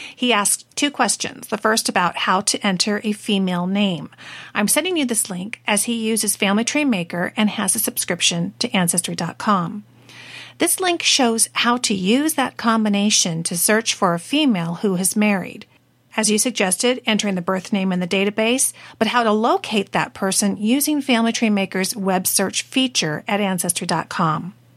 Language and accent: English; Washington, United States; also born or lived in California; I was born in California, but totally raised in Washington State.